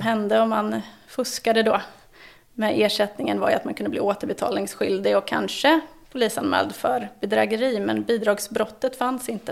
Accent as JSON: {"language": "Swedish", "region": "eastern Sweden", "country": "Sweden", "tie": "born or raised there", "also_born_or_lived": "Gotland", "said": "de östra regionerna där av Sverige är ju min hemort"}